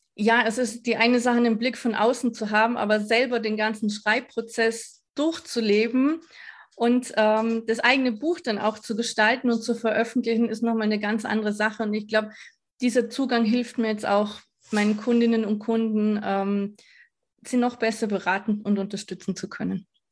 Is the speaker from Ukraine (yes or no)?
no; Vorarlberg, Austria; Ich komme aus Vorarlberg, also Westösterreich